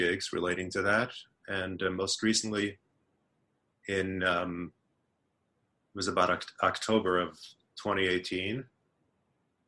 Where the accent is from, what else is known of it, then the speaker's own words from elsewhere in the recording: New York City, New York, United States; first language Yiddish; English is a second language; the Hasidic community that I grew up